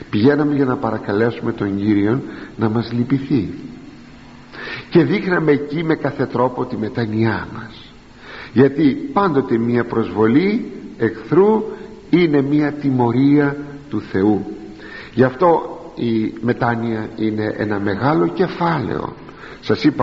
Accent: Greece; για μας τους Έλληνες

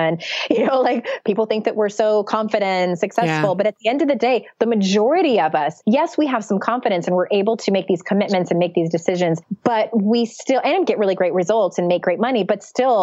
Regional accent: San Diego, California, United States; moved away; I went back to my hometown of San Diego

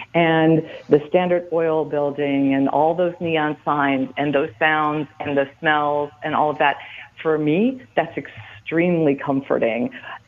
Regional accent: Chicago, Illinois, United States; moved away; I'm from Chicago originally

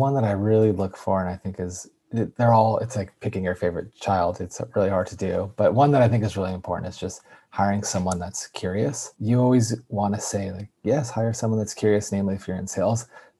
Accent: Yosemite Valley, California, United States; born there; I was born in Yosemite Valley. And so if anybody's ever been to Yosemite, there's the valley portion of it. And there's a small medical center there. And I was actually born in that medical center because I was early.

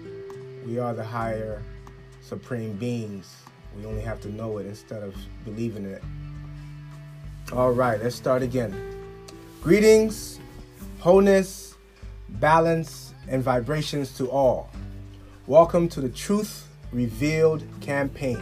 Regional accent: Liberia; my home country, Liberia, West Africa.

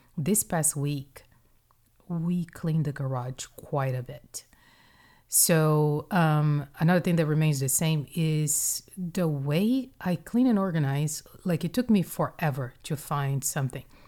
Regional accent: Brazil; moved away; my upbringing in Brazil, like, tell me about growing up in Brazil.

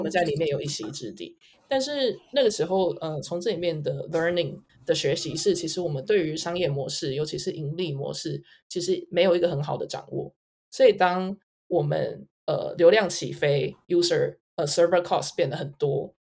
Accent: Taiwan; moved away as an adult; also born or lived in United States / Hong Kong / Singapore; 我在台湾就是长大念书，我是台大物理系，呃，辍学。在大学的时候创业，那，呃，从台湾开始，然后到美国、香港，有一些经验，最后是在新加坡

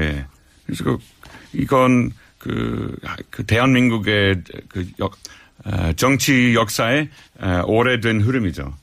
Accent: Australia; Korean is a second language; moved away as an adult; also born or lived in Netherlands; now in South Korea; 제가 네덜란드에서 태어났고 호주에서 자랐어요. 그리고 15년 동안 계속 한국에서 살아왔고

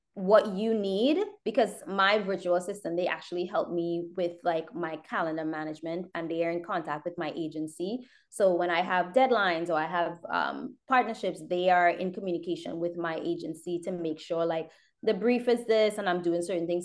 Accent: Trinidad & Tobago; now in United States; I grew up in Trinidad. I was born here. I grew up in Trinidad.

